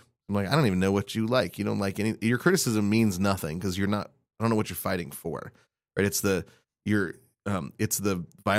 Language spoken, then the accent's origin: English; Spokane, Washington, United States; You know, I grew up in Spokane, right? So I didn't grow up with spice.